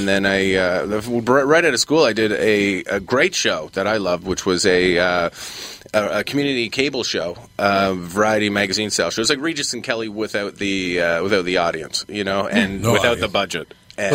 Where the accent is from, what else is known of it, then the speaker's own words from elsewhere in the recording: Ottawa, Ontario, Canada; Well, I remember growing up in Ottawa, which is Rochester, New York, would be the affiliate station that we would always get.